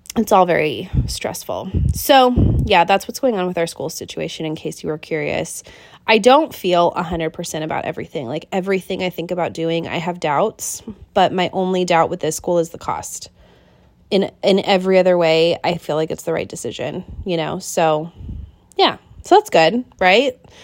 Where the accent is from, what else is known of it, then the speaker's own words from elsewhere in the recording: Kent, Washington, United States; moved away as an adult; now in Wilmington, United States; I was born and raised in Kent.